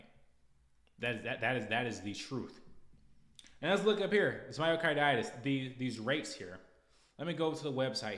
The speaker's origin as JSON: {"language": "English", "country": "United States", "said": "We're American"}